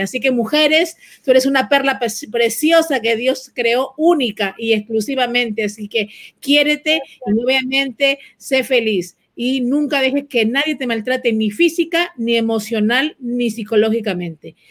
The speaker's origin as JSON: {"language": "Spanish", "country": "Honduras", "said": "soy de Honduras"}